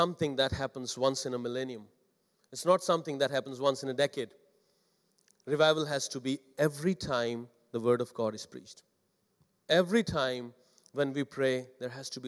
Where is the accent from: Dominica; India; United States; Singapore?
India; English is a second language; moved away; as an Indian pastor